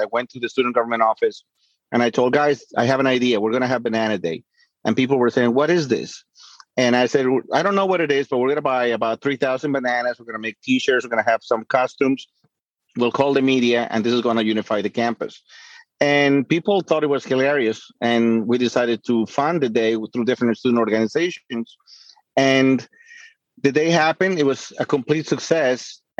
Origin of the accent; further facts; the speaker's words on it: La Paz, Bolivia; Well, I'm from La Paz, Bolivia. My father from Oruro, my mother from Cochabamba, and we were living in La Paz.